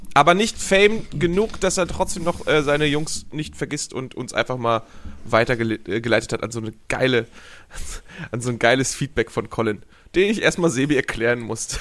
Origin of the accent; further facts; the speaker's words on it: Hamburg, Germany; als Hamburger Jung war ich natürlich im Hagenbecks Tierpark